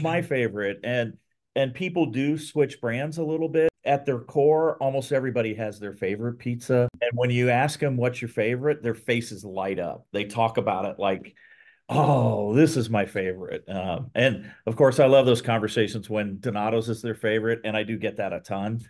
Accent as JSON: {"language": "English", "town": "Columbus", "region": "Ohio", "country": "United States", "tie": "born or raised there", "also_born_or_lived": "Texas / Portland, Oregon", "said": "moved to Columbus as a, as a young kid, went to, uh, grade school, high school, and college in Ohio"}